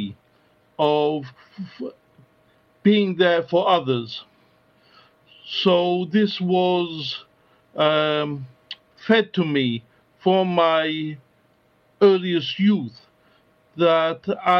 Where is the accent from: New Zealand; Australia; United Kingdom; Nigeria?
United Kingdom; London; also born or lived in Westminster / France / North America; I was born in Westminster, but my family home has always been in Stoke Newington